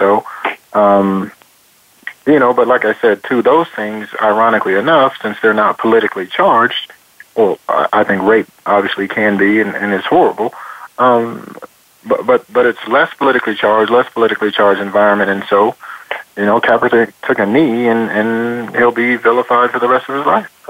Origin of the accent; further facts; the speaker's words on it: Oakland, California, United States; I was born in Oakland, from California, and grew up